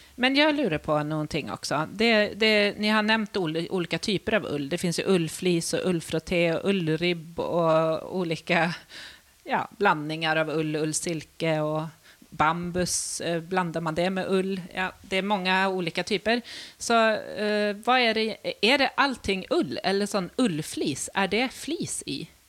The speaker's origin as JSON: {"language": "Norwegian", "country": "Sweden", "moved": "as an adult", "lives_now": "Norway", "said": "jeg kommer fra Sverige"}